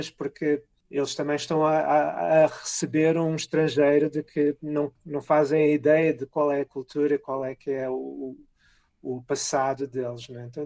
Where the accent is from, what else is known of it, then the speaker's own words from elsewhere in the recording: New York, United States; quando eu digo que sou do Estado de Nova Iorque, eles pensam na cidade de Nova Iorque